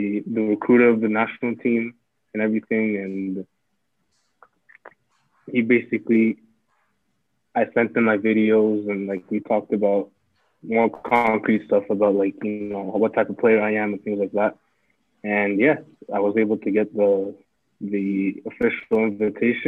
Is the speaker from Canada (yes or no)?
yes; Canada; moved away as an adult; also born or lived in Burundi; now in France; I grew up in Canada my whole life.